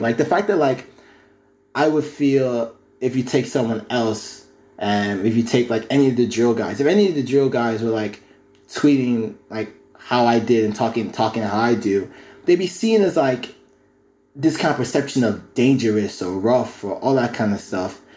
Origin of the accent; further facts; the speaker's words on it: County Kildare, Ireland; Growing up in Kildare